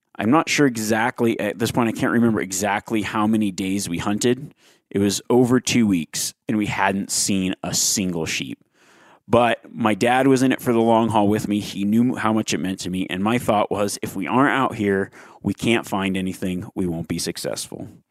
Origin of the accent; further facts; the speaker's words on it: Nevada, United States; the state of Nevada, my home state